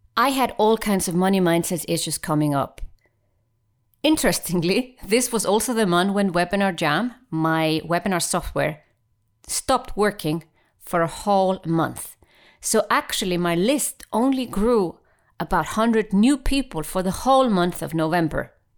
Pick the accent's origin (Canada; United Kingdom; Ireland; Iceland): Iceland; now in Switzerland; I am from Iceland, and yes, I happen to live in Switzerland